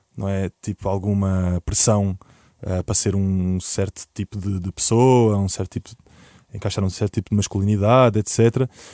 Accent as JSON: {"language": "Portuguese", "country": "Portugal", "said": "o nosso passado como portugueses"}